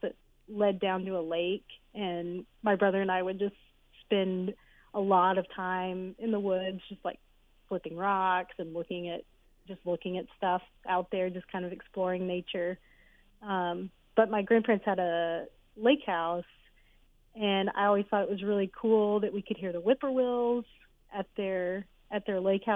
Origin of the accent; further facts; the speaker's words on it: North Little Rock, Arkansas, United States; also born or lived in Memphis, Tennessee / Jonesboro, Arkansas; I was born and raised in North Little Rock, Arkansas.